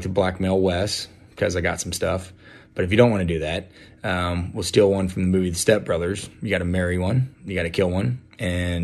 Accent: Houston, Texas, United States; I'm from Houston

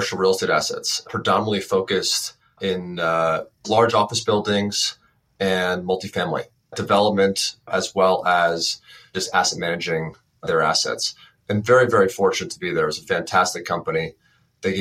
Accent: Westchester County, New York, United States; I'm from Westchester County, so about an hour north of the city

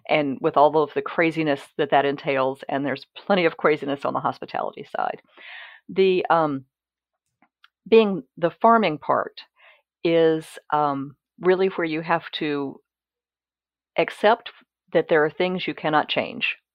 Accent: Mississippi, United States; moved away as an adult; now in Virginia, United States; I'm originally from Mississippi

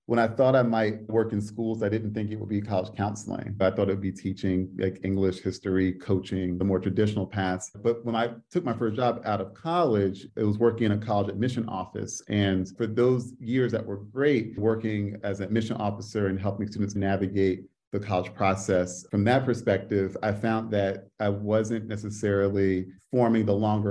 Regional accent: New Jersey, United States; now in Washington, D.C., United States; I'm originally from Jersey

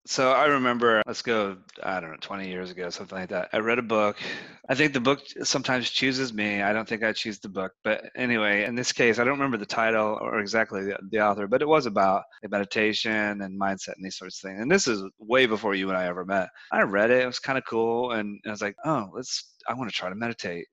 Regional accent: United States; growing up in the United States

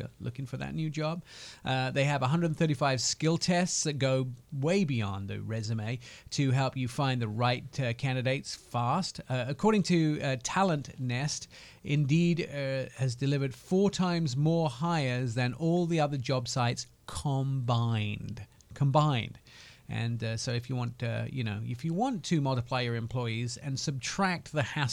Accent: United Kingdom; moved away; I am painfully British

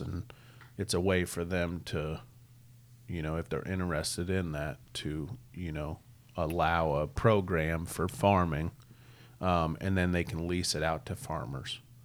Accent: Missouri, United States; also born or lived in Iowa; we're just growing up in Missouri

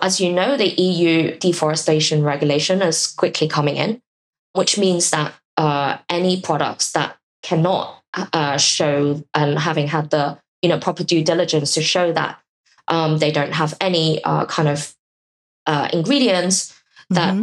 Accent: Hong Kong; I'm from Hong Kong

